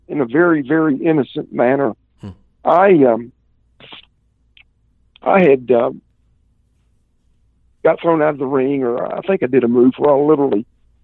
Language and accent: English; the South, United States; And I'm from the South, man, and we're, if something hurts, the way you fix it is you get a goodie powder.